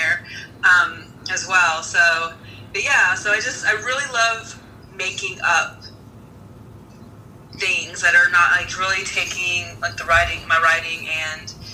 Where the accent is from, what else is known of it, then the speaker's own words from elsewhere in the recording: Southern Ohio, United States; where I grew up in Southern Ohio